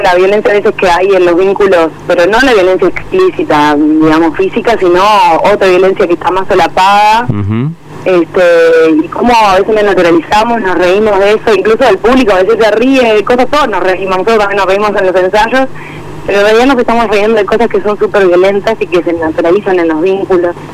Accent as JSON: {"language": "Spanish", "region": "Montevideo", "country": "Uruguay", "said": "uno como montevideano"}